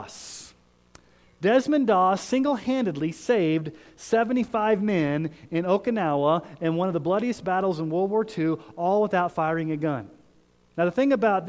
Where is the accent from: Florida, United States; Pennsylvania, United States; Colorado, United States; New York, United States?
Colorado, United States; Colorado Springs; I grew up in Colorado Springs, and that's a military town